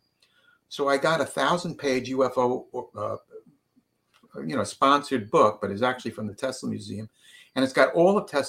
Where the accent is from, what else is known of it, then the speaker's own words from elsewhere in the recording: New York, United States; moved away; I'm from New York.